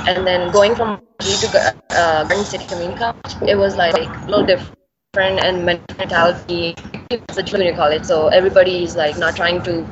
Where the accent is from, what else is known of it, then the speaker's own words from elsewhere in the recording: Bhilai, Chhattisgarh, India; English is a second language; Yeah, I'm from Bhilai, Chhattisgarh.